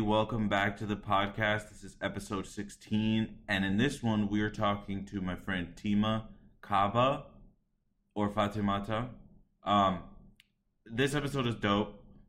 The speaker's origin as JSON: {"language": "English", "town": "Boston", "region": "Massachusetts", "country": "United States", "tie": "born or raised there", "first_language": "Spanish", "second_language": "English", "lives_now": "Columbus, United States", "said": "My first language is Spanish. My parents taught me Spanish as I was growing up because that's all they knew. But then I learned English from school because, I mean, I grew up here."}